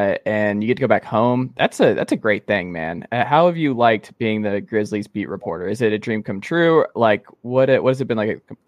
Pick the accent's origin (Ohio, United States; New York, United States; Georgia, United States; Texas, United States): Georgia, United States; Atlanta; now in Knoxville, United States; so I'm from Atlanta originally, and it's the same kind of thing with what you're describing with Memphis, where like Atlanta is its own thing. Like I'm from Atlanta, like the rest of Georgia is nothing like Atlanta.